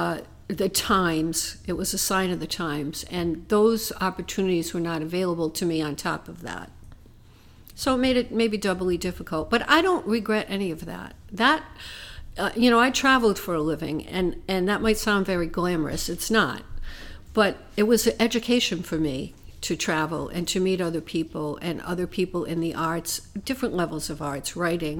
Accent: Providence, Rhode Island, United States; also born or lived in Bonita Springs, Florida; I grew up in Providence, Rhode Island

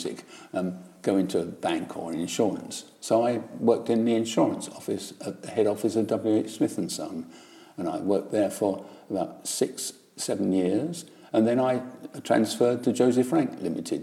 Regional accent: Chingford, London, United Kingdom; I was born in Chingford, which is a suburb of East London, and I went to Sunday school

